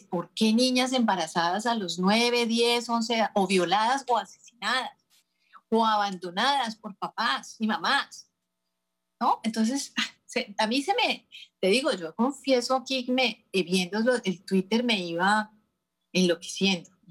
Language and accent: Spanish; Colombia; moved away; nuestras colombianas